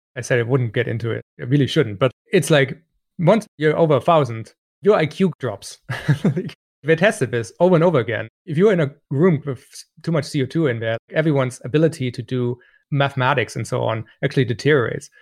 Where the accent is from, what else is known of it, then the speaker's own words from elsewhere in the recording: Germany; moved away; I grew up in Germany